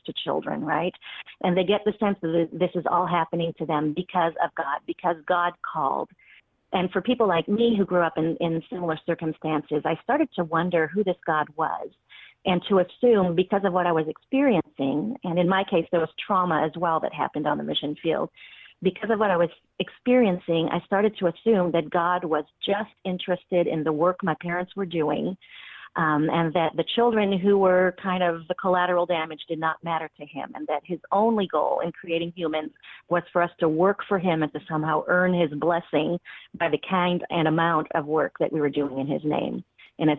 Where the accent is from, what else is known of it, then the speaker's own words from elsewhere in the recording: France; moved away; my home country, in Paris